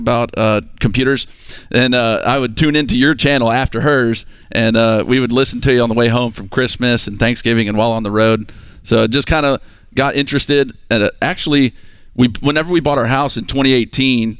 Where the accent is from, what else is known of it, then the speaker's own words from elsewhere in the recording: Texas, United States; moved away as an adult; now in Phenix City, United States; we actually moved to Alabama because I joined the military. So we're actually from Texas